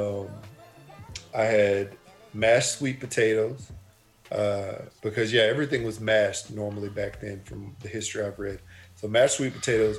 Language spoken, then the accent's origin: English; Texas, United States; growing up in Texas